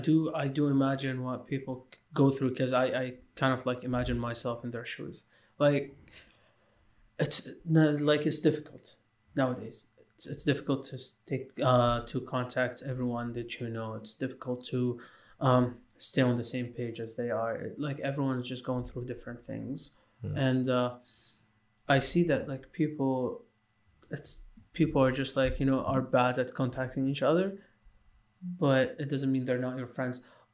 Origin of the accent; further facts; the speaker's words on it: Lebanon; moved away; also born or lived in Iraq / Syria; I was born in Iraq, lived a bit in Syria, and then moved to Lebanon, and then I left Lebanon, which was, like, my childhood mostly was in Lebanon.